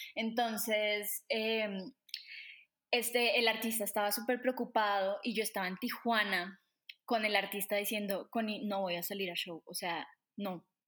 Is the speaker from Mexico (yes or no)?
no; Colombia; también soy colombiana